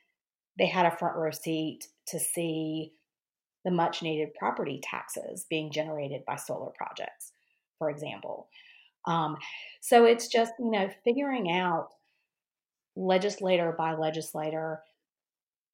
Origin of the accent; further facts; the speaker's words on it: North Carolina, United States; I grew up in North Carolina, went to Carolina